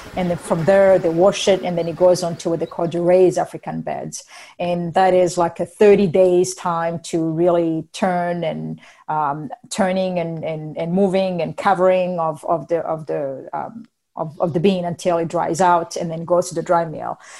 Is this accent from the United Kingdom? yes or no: no; Burundi; moved away; I'm from Burundi first and foremost